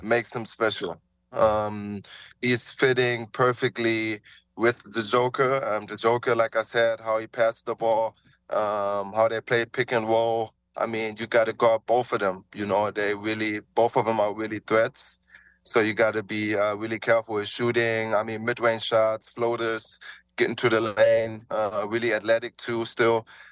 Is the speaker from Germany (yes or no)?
yes; Germany; born or raised there; moved away